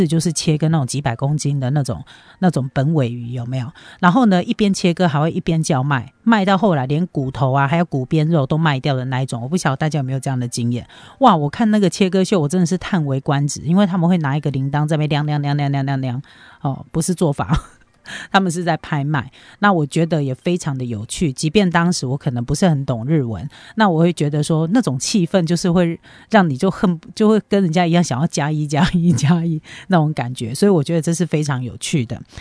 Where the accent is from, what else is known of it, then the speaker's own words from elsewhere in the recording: Taiwan; 身为台湾人